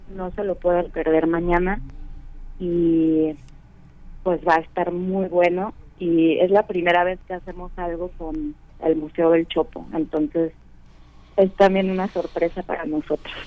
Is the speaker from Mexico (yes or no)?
yes; Guadalajara, Jalisco, Mexico; moved away as an adult; now in Mexico City, Mexico; nosotros ya no vivimos ahí desde el 2010. Ahora sí que somos, ah, ya somos de la Ciudad de México